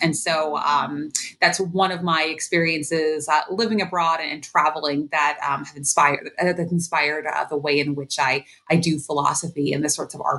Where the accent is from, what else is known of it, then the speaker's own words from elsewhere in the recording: Allentown, Pennsylvania, United States; Though I was born and raised in Allentown, I've had the opportunity in my adult life to live in a number of different places.